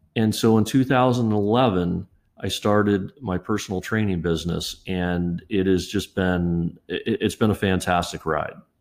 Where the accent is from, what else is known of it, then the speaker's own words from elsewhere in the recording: Kettering, Ohio, United States; I grew up in Dayton, Ohio, uh, in a suburb called Kettering